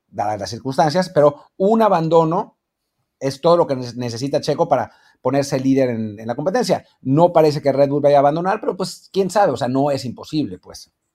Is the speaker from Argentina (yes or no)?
no; Mexico; como mexicanos